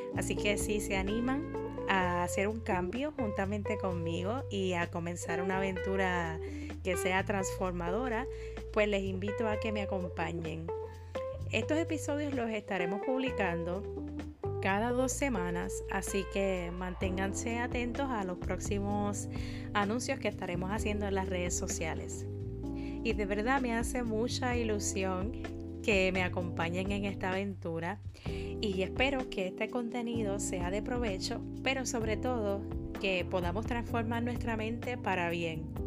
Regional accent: Puerto Rico; soy de Puerto Rico

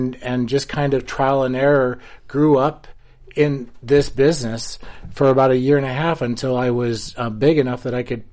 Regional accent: Ohio, United States; moved away as an adult; I grew up in Ohio

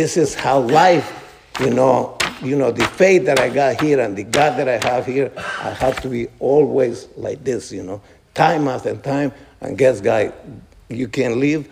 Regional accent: New Jersey, United States; I'm from New Jersey. Well, I've lived a long time from New Jersey

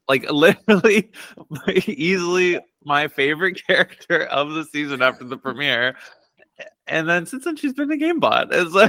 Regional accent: Pittsburgh, Pennsylvania, United States; I did not know you were a fellow Pennsylvanian.

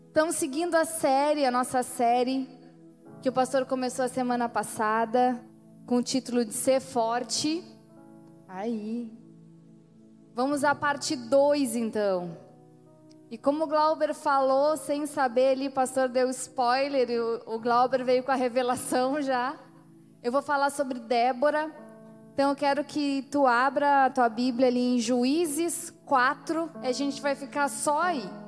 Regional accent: Rio Grande do Sul, Brazil; nosso povo aqui, que é um povo de fronteira

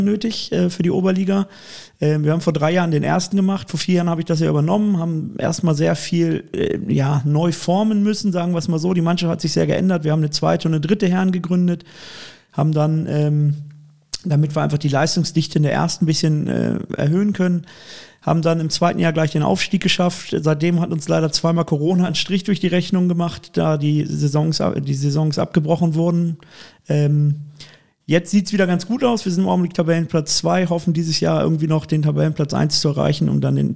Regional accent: Cologne, North Rhine-Westphalia, Germany; Und als Kölner hat man den sowieso. der erste FC Köln ist ja das Aushängeschild der Stadt

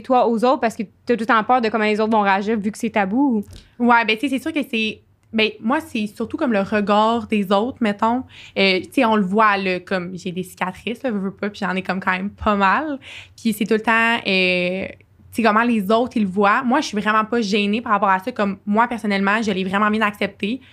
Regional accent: Sherbrooke, Quebec, Canada; je suis euh, Sherbrookeoise euh, d'origine. Euh, oui, c'est ça. J'ai, euh, je suis euh, née à Sherbrooke

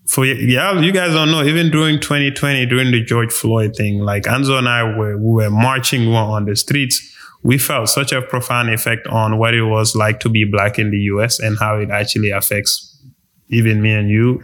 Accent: Gambia; moved away as an adult; now in United States; I grew up in Gambia, you know, and then came to the US later down for college and spent my adult life here in the US

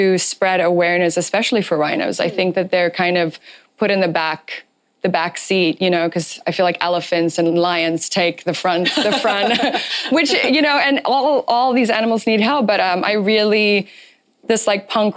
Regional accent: Namibia; moved away; I'm also from Namibia. My parents still live there

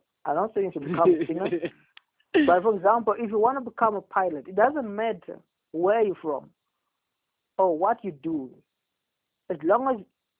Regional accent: Douglas, Northern Cape, South Africa; moved away; Back home in Douglas. I'll keep on reminding people I'm from Douglas.

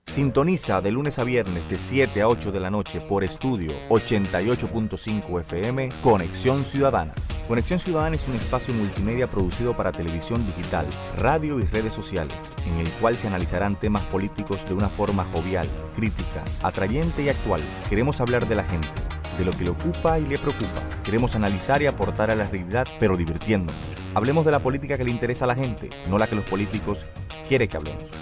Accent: Santo Domingo, Distrito Nacional, Dominican Republic; nací y me crié en Santo Domingo

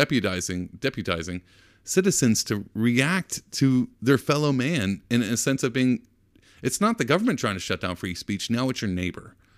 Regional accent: Texas, United States; I'm from Texas

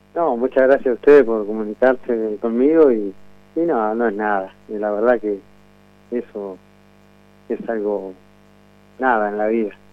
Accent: Necochea, Buenos Aires Province, Argentina; soy de acá de Necochea

